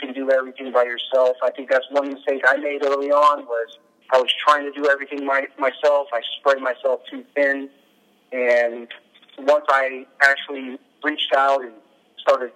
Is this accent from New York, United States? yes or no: no; South San Francisco, California, United States; I've lived here my whole life. I'm actually from South San Francisco